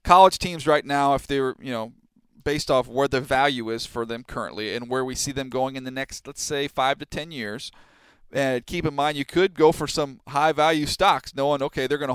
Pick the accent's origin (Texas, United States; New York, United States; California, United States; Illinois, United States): California, United States; Southern; Growing up in Southern California